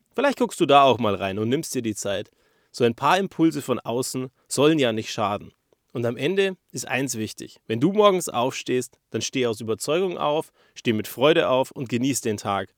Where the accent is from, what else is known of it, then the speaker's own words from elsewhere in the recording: Germany; Wir als Deutsche, wir kennen das ja gar nicht